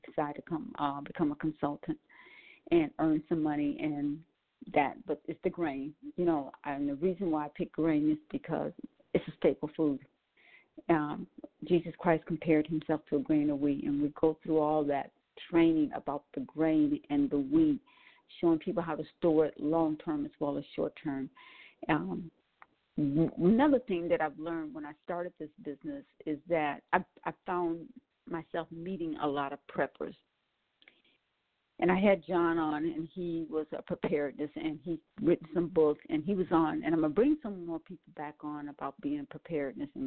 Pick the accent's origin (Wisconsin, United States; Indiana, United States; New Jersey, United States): Wisconsin, United States; Milwaukee; also born or lived in New Orleans, Louisiana; I was born in New Orleans and raised in Milwaukee, Wisconsin